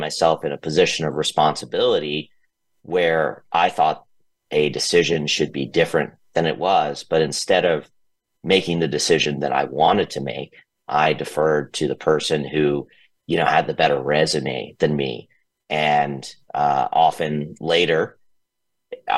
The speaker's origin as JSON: {"language": "English", "town": "Atlanta", "region": "Georgia", "country": "United States", "tie": "born or raised there", "also_born_or_lived": "San Francisco", "moved": "as an adult", "said": "I grew up in Atlanta. I started my career in Atlanta"}